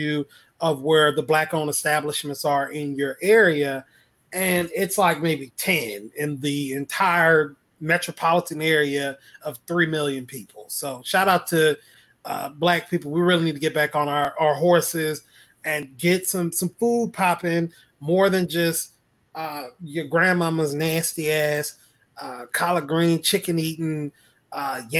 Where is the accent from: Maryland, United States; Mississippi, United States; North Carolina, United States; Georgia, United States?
Mississippi, United States; now in Charlotte, United States; I'm from Mississippi